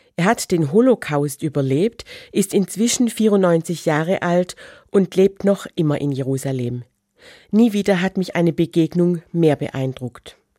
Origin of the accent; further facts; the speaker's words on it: Germany; Als Christin und geboren als Deutsche nach 1945